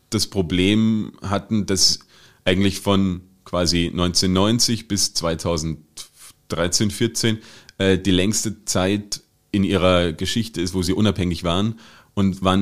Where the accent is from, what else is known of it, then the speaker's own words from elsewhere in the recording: Germany; now in Austria; Und ich denke mal, haha, okay, jetzt hier, ich komme aus Deutschland, was in Österreich würde ich das Deutsche wohl können?